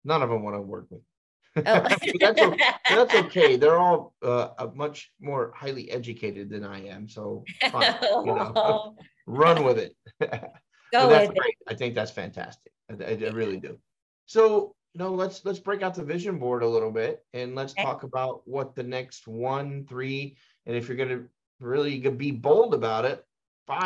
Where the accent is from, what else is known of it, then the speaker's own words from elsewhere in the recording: Dallas, Texas, United States; I am from Dallas